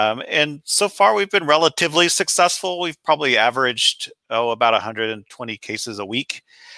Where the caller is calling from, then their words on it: West Lafayette, Indiana, United States; I'm in West Lafayette, Indiana, which is about midway between Indianapolis and Chicago.